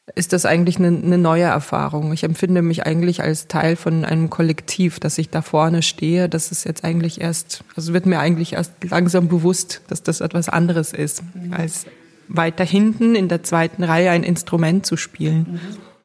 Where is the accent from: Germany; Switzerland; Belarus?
Belarus; moved away; ich komme aus Weißrussland, also aus der Sowjetunion ehemals